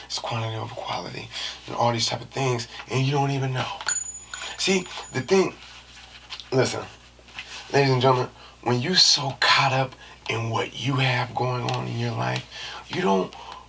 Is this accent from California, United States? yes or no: yes; San Francisco, California, United States; we back in San Francisco, even though I'm from there